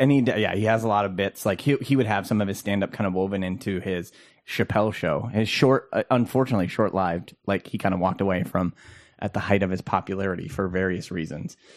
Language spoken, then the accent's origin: English; Minnesota, United States; as a Minnesotan